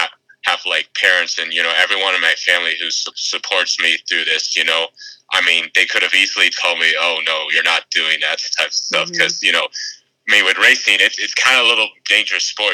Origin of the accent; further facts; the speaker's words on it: Grosse Pointe, Michigan, United States; I'm from Grosse Pointe, Michigan